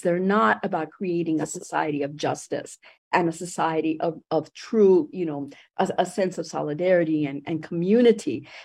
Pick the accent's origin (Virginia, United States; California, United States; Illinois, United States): California, United States; Los Angeles; also born or lived in Puerto Rico; I ended up growing up in East Los Angeles.